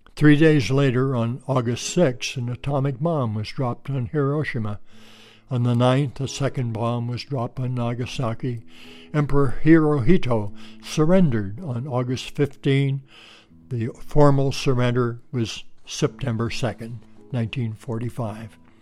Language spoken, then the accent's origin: English; Pennsylvania, United States; moved away as an adult; also born or lived in Connecticut / Hawaii / Ohio / Washington State; now in Bellingham, United States; I grew up in Pennsylvania